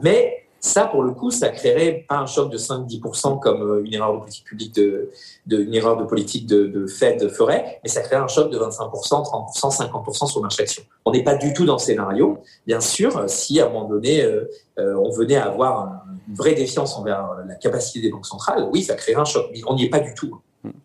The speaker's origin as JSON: {"language": "French", "country": "France", "moved": "yes", "lives_now": "Germany", "said": "je suis français"}